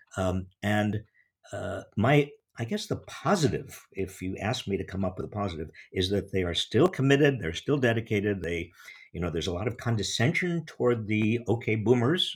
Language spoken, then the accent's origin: English; United States; as an American